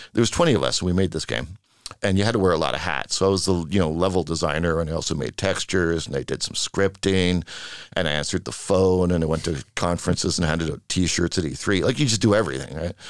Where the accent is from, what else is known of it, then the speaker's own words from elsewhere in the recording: Vancouver, British Columbia, Canada; moved away as an adult; now in Sweden; I'm from Vancouver, Canada